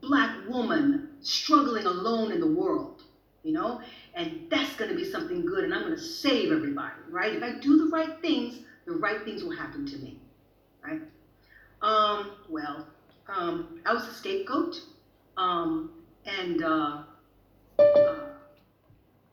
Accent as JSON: {"language": "English", "region": "the South", "country": "United States", "tie": "born or raised there", "moved": "yes", "lives_now": "Sweden", "said": "I'm from the South. I'm from that city where they had the most Confederate soldier statues."}